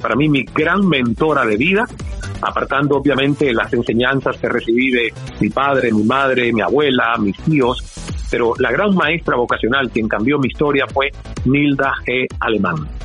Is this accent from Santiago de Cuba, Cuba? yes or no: yes; Santiago de Cuba, Cuba; moved away as an adult; also born or lived in Toronto, Canada; la radio de mi ciudad natal, Santiago de Cuba